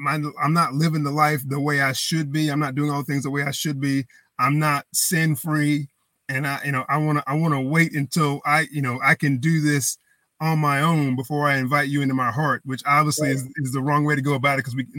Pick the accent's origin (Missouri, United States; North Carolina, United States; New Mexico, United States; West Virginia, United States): North Carolina, United States; Greenville; I grew up in Greenville for the most part. Always loved the Pirates.